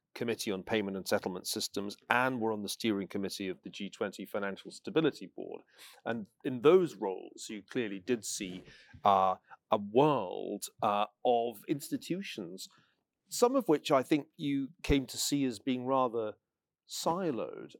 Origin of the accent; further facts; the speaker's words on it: Scotland, United Kingdom; I'm a Scotsman